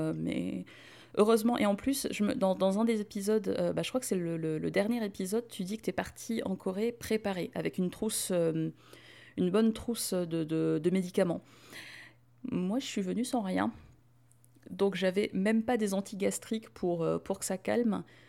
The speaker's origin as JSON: {"language": "French", "country": "France", "said": "on s'y retrouve en tant que Français."}